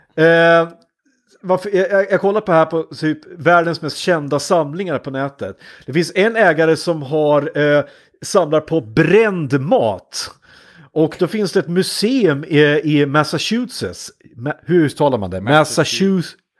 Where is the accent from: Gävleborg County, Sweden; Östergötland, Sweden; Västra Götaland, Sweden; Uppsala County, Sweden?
Gävleborg County, Sweden; Hudiksvall; jobbade en sommar hos ett kommunalt bostadsbolag där jag kom eh, ifrån Hudiksvall